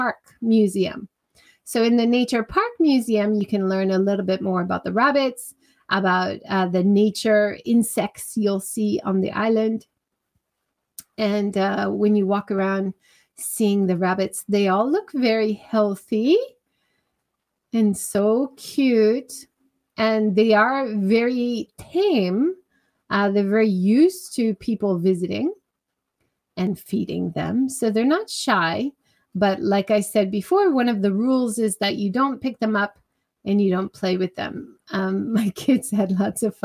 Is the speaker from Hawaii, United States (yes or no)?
yes; Hawaii, United States; growing up in Hawaii